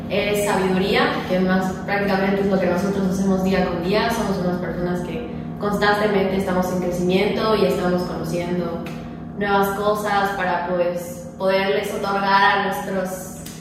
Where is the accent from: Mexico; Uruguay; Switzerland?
Mexico; Mérida, Yucatán; yo nací aquí en Mérida, Yucatán.